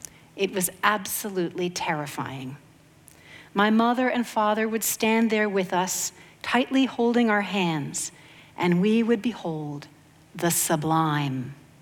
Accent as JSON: {"language": "English", "region": "Maine", "country": "United States", "tie": "born or raised there", "said": "I grew up in Maine, or going to Maine in the summers."}